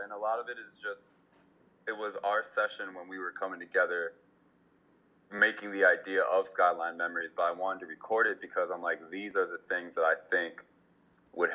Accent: Minnesota, United States; also born or lived in East Coast; now in Los Angeles, United States; I'd like to say I'm homegrown from Minnesota, but was born on the East Coast. Came over to Minnesota, and now I'm out here

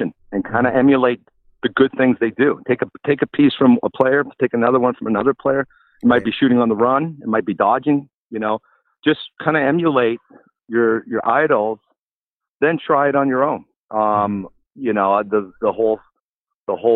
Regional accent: Victoria, British Columbia, Canada; moved away as an adult; also born or lived in Kitchener, Ontario / Ottawa, Ontario; growing up in Victoria and watching the Victoria Shamrocks play

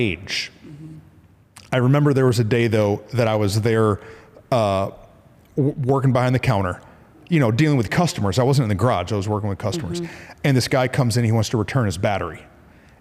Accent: Flint, Michigan, United States; I'm from Flint

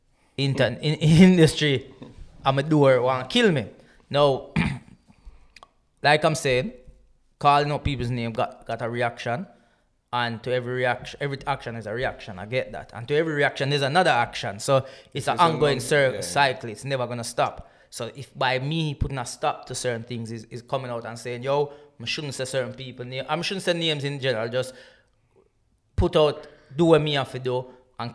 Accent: Jamaica; now in United Kingdom; I grew up in the Caribbean. I was there for Gilbert, I was in Jamaica for Gilbert

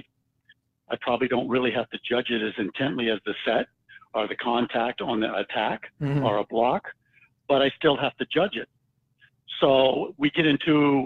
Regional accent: Virginia Beach, Virginia, United States; I grew up in Virginia Beach

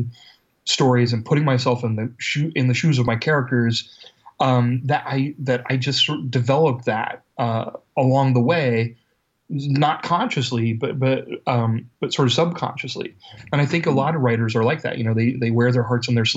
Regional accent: Ohio, United States; the University of Cincinnati here in Ohio, in my home state.

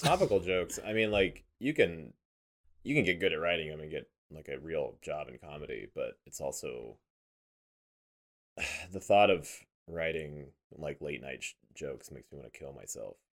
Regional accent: Weston, Missouri, United States; I grew up in Weston, Missouri

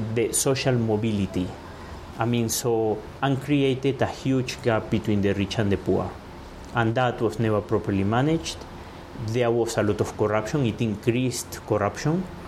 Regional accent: Caracas, Capital District, Venezuela; moved away as an adult; now in Nairobi, Kenya; I was born in Caracas

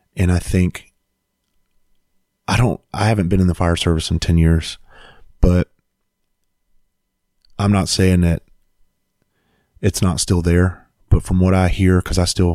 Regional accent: Bluffton, South Carolina, United States; I went back home to my hometown, Bluffton, South Carolina

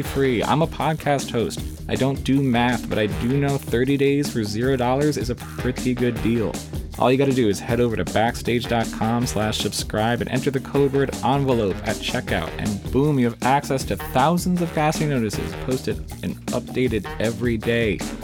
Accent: New Brunswick, New Jersey, United States; I'm not in New Brunswick now, but I am from New Brunswick. Yeah. So I basically grew up on Rutgers

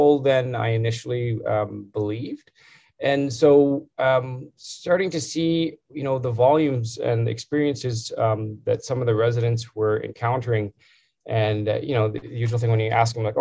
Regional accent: Calgary, Alberta, Canada; moved away as an adult; also born or lived in London, Ontario / Edmonton / Toronto; I grew up in Calgary, so I'm a Calgary boy

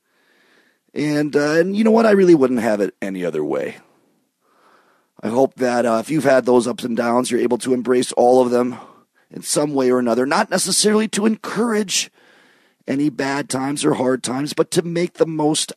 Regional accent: southeast Michigan, United States; moved away; also born or lived in New York City; growing up in Michigan, in southeast Michigan, very close to Ontario, to Windsor

